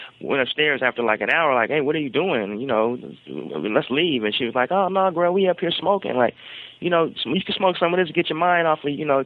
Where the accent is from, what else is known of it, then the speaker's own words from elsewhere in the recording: Portland, Oregon, United States; I was the first generation, I guess, of children in the family to be actually just born and raised in Portland